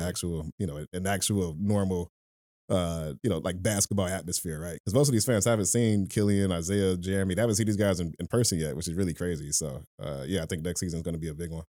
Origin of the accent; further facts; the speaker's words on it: Detroit, Michigan, United States; I was born and raised in Detroit